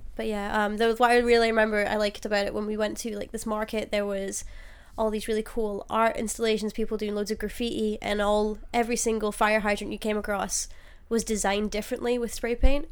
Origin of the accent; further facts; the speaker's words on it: Glasgow, Scotland, United Kingdom; I'm from Glasgow in Scotland.